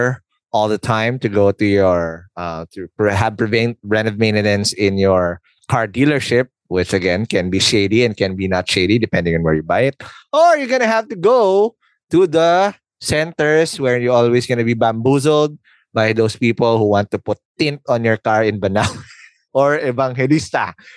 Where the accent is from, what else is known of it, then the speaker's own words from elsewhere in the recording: Philippines; I'm a Filipino.